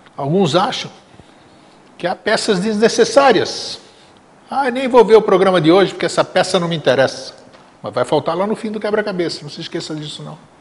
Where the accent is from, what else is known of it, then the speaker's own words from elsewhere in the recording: Greece; now in Brazil; meu país natal, para a Grécia